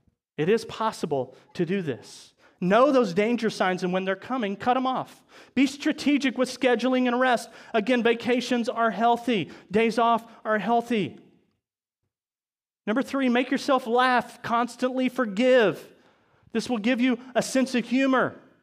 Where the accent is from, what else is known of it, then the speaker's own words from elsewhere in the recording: Chillicothe, Missouri, United States; now in Maryville, United States; we're from Chillicothe, right? That's where we moved over from.